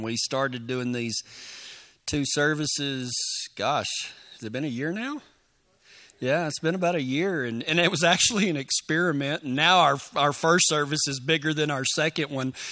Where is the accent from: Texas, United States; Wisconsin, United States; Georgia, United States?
Texas, United States; I'm from Texas